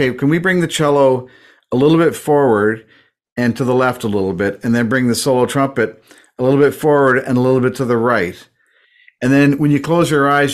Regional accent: Weybridge, South East England, United Kingdom; moved away; also born or lived in Toronto, Canada; I was born in England. Yes, at a very young age. I was in Weybridge.

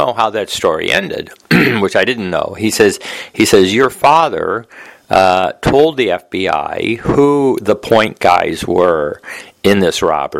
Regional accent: Detroit, Michigan, United States; now in Jamaica Estates, New York, United States; I was from Detroit

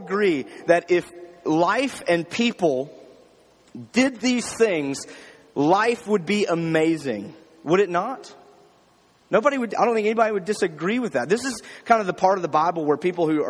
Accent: Jackson, Mississippi, United States; My church, I grew up in Jackson, Mississippi, a big church

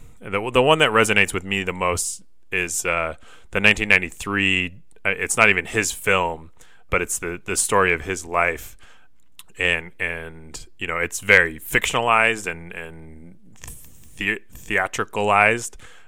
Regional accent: West Coast, United States; knowing that I grew up on the West Coast

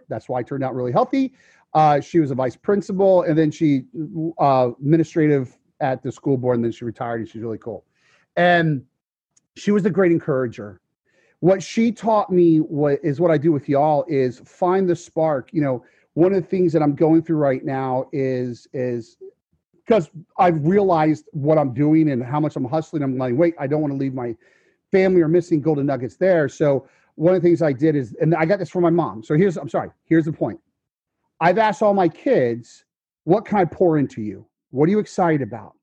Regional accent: Fort Myers, Florida, United States; I'm from Fort Myers, Florida.

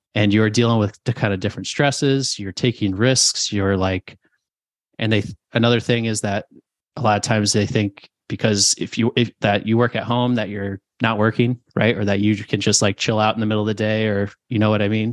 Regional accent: New Jersey, Connecticut, Northeast, United States; moved away as an adult; also born or lived in South Carolina / Phoenix, Arizona; we're from the Northeast, New Jersey, Connecticut.

